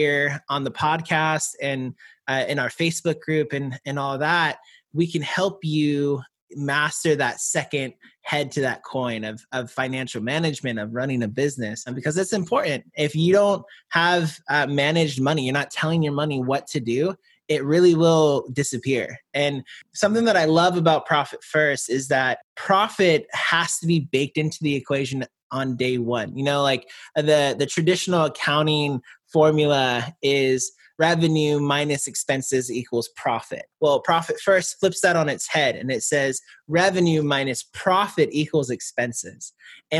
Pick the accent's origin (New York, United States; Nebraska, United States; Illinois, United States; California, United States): California, United States; Georgia, San Francisco Bay Area; I was born in California, and I spent half my life in Georgia, half my life in the San Francisco Bay Area